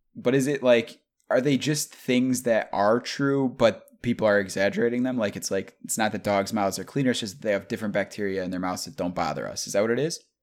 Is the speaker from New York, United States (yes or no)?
yes; New York, United States; I'm from New York, they're like, "Oh, you're from the city?" Like, nah.